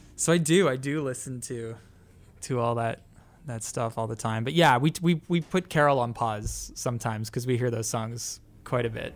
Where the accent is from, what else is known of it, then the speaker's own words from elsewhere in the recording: Toronto, Ontario, Canada; we're each from Canada. We're each from Toronto